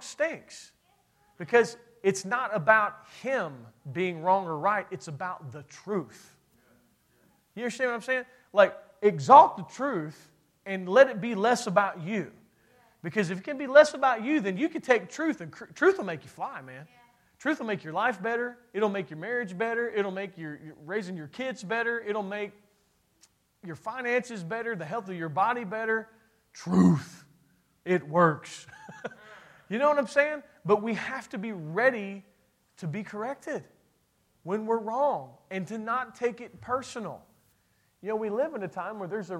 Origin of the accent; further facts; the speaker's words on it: Kentucky, United States; I'm from Kentucky, and that's what we